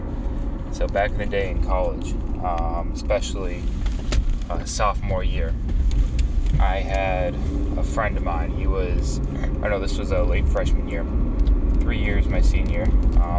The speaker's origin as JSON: {"language": "English", "region": "New Hampshire", "country": "United States", "tie": "born or raised there", "said": "I love growing up in New Hampshire"}